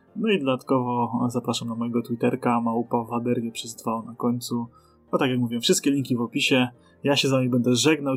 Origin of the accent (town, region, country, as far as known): Poland